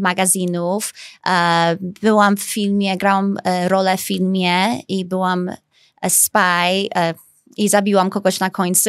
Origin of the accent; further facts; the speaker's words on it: Chicago, Illinois, United States; accent: American; Polish is a second language; now in Poland; jestem amerykańska, bo się urodziłam w Chicago